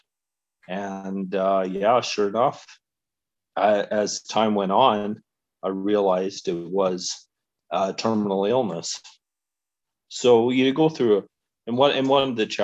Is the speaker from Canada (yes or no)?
yes; Alberta, Canada; So I grew up in Alberta, and I have lived in Calgary for 25 years